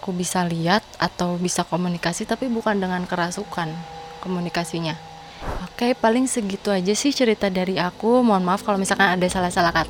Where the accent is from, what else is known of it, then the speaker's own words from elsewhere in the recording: Sumedang, West Java, Indonesia; dibawa ke Sumedang karena aku kan orang Sumedang asli dibawa ke Sumedang ke leluhur